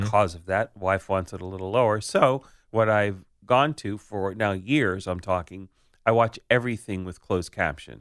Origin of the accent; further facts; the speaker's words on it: United States; I'm an American